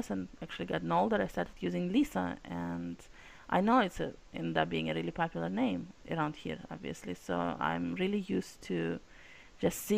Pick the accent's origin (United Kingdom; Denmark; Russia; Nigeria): Russia; first language Russian; English is a second language; now in United States; And in fact, as you can tell by the accent, I'm from Russia. Well, from Soviet republics. And so we, everyone spoke Russian